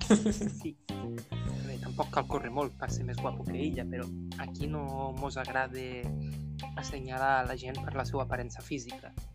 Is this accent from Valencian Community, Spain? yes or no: no; Ebre, Catalonia, Spain; jo sóc de l'Ebre